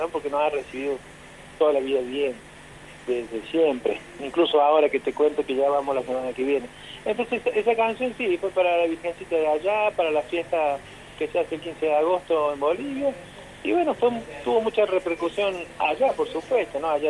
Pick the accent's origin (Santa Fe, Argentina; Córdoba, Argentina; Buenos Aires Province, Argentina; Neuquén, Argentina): Córdoba, Argentina; Deán Funes; somos de Dianfunes